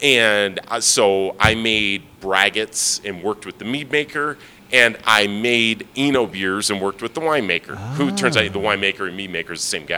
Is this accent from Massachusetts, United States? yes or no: no; Michigan, United States; Detroit suburbs.